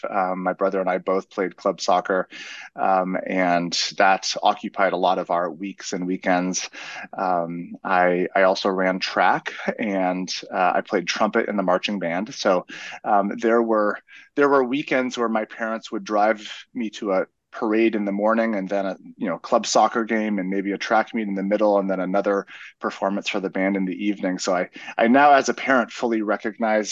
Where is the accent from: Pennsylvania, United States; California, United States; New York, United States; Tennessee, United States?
California, United States; Claremont; also born or lived in East Coast; grew up in a college town called Claremont, which is a bit east of Los Angeles.